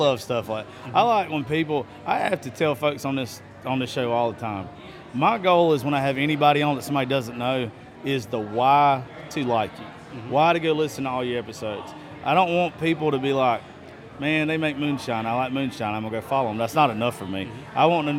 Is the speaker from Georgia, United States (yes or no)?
yes; Eastman, Georgia, United States; I'm from Georgia.